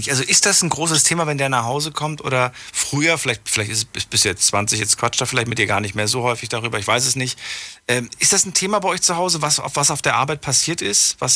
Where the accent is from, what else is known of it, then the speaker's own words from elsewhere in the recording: Nentershausen, Rhineland-Palatinate, Germany; Ja, ich bin aus Nendershausen bei Dietz.